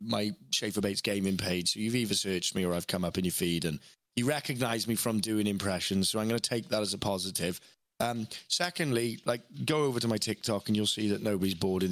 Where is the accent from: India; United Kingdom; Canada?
United Kingdom; Wales; moved away; growing up in Wales and in a working-class family and a comprehensive Welsh school